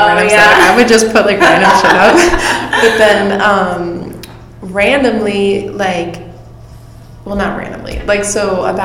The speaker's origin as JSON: {"language": "English", "area": "Long Island", "region": "New York", "country": "United States", "moved": "yes", "lives_now": "Florida, United States", "said": "I'm from Long Island, New York"}